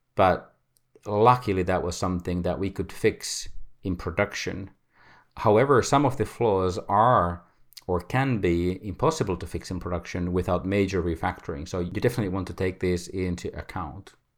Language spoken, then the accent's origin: English; Finland; I come from Finland